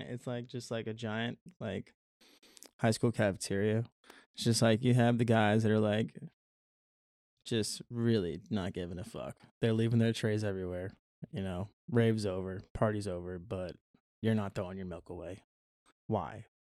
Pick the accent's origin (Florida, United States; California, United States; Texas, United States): Florida, United States; What the fuck you mean? I'm from Florida. Goddamn man. I could swim.